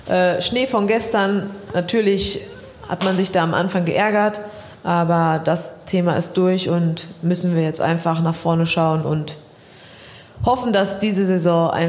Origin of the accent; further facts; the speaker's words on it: Siegen, North Rhine-Westphalia, Germany; now in Dortmund, Germany; ja klar, ich komme aus Siegen, es ist auch meine Heimat